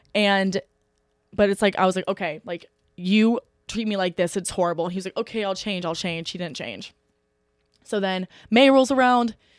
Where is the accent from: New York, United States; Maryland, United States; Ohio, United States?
Ohio, United States; Eaton; I literally live thirty minutes north of Oxford in a town called Eaton